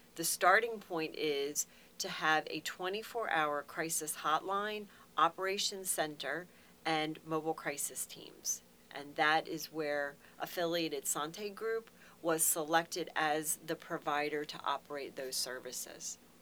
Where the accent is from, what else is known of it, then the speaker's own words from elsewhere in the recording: Carroll County, Maryland, United States; moved away as an adult; now in Harford County, United States; I'm born and raised in Carroll County